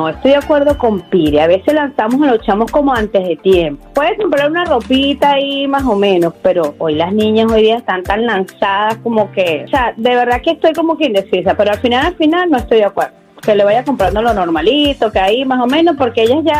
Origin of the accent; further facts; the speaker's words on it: Nicaragua; born there; moved away; Yo soy eh, nací en Nicaragua, pero vine bien joven aquí.